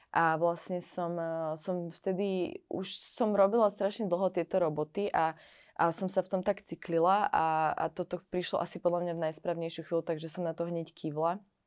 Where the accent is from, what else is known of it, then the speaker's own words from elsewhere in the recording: Trenčín, Trenčín Region, Slovakia; moved away as an adult; now in Paris, France; Odišla som odtiaľto, zo Slovenska som odišla po vysokej škole